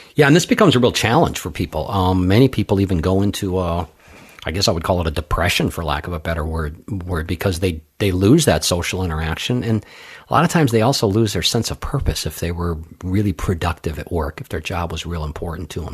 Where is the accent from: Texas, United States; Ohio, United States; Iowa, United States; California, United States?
California, United States; Los Angeles; now in Hartford, United States; I grew up out in Los Angeles